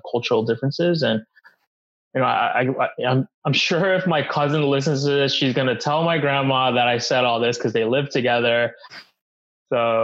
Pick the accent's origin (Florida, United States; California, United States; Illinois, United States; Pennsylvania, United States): Pennsylvania, United States; Philadelphia; I born and raised in Philly, not West Philly, but Northern Philly